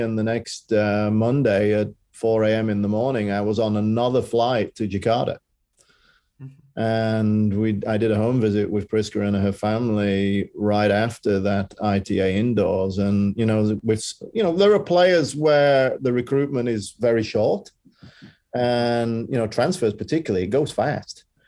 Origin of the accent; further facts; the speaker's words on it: Yorkshire and the Humber, United Kingdom; Bromley is very different to where I grew up in Yorkshire.